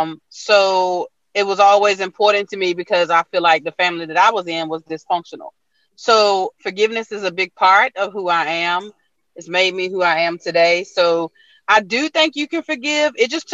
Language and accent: English; Virginia, United States; also born or lived in Raleigh; I used to live in Raleigh and I'm from Virginia.